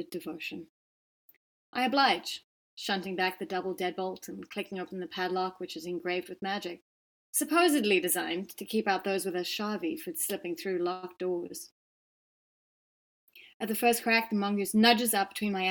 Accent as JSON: {"language": "English", "town": "Johannesburg", "region": "Gauteng", "country": "South Africa", "tie": "born or raised there", "moved": "as an adult", "lives_now": "Cape Town, South Africa", "said": "Cape Town's obviously where I've lived for the last 20 years, although I grew up in Johannesburg"}